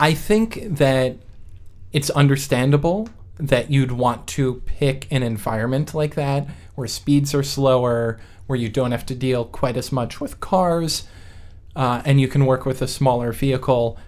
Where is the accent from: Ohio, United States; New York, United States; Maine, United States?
New York, United States; also born or lived in West Coast; now in US West Coast; I grew up in New York